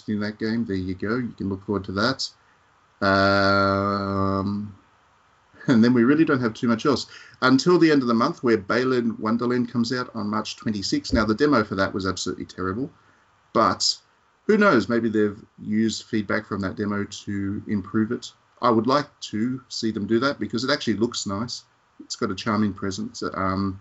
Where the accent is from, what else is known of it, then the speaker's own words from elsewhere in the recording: Australia; As an Australian